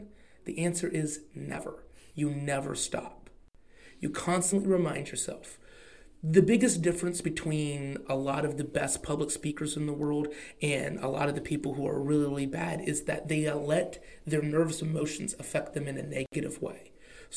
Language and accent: English; Oklahoma, United States; accent: Oklahoma; My Oklahoma accent